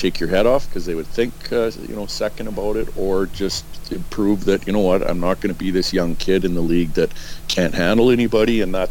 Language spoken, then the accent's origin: English; Edmonton, Alberta, Canada; he played for the Oilers as I grew up in Edmonton, and my brothers were, you know, obviously they're kind of my heroes